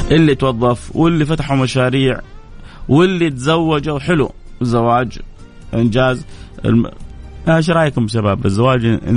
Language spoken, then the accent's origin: Arabic; Saudi Arabia; بس انا سعودي كذلك